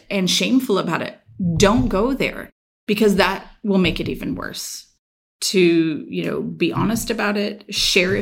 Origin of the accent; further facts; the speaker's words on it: Sacramento, California, United States; also born or lived in Rocklin, California; I grew up right here in the Sacramento area